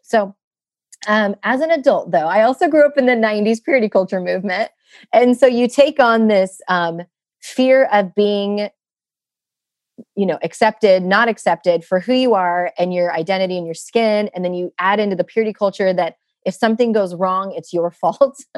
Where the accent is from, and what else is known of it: United States; born or raised there